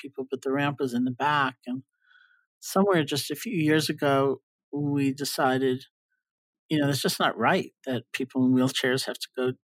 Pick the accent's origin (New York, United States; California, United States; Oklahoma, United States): New York, United States; I'm a New Yorker